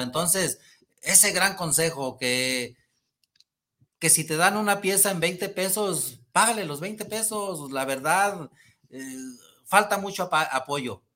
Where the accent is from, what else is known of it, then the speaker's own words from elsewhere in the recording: El Rosario, Jalisco, Mexico; la gente de mi pueblo, el Rosario